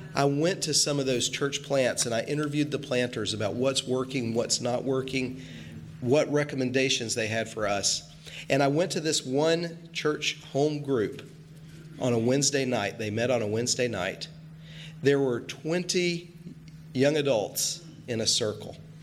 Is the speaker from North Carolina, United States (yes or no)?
yes; Western North Carolina, United States; moved away as an adult; now in Kennebunkport, United States; I'm originally from Western North Carolina